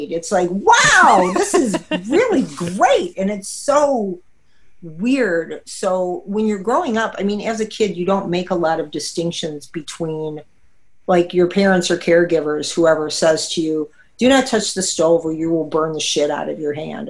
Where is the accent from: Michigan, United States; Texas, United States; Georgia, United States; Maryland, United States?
Michigan, United States; Detroit; I'm a native Detroiter